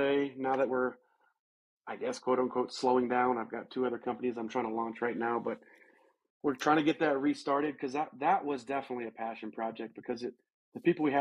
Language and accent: English; Alabama, United States; also born or lived in Georgia; now in Colorado, United States; When I was a kid growing up in Alabama